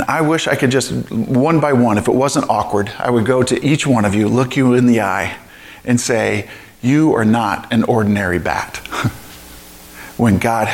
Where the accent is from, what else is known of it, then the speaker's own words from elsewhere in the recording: St. Louis, Missouri, United States; moved away; I grew up in St. Louis